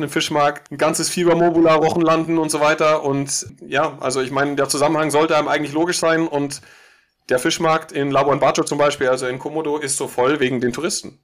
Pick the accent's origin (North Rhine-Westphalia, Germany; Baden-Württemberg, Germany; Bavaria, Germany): Bavaria, Germany; Munich; ich komme aus München